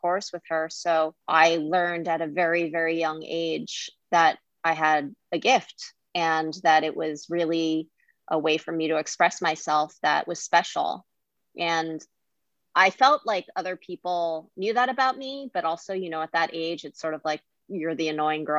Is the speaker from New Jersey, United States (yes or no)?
yes; New Jersey, United States; I grew up in New Jersey